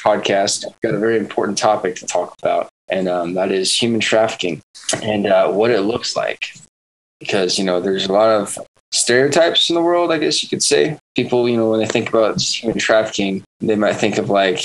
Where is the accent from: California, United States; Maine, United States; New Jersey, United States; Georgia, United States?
Georgia, United States; Savannah; now in Orlando, United States; back in my hometown in Savannah, Georgia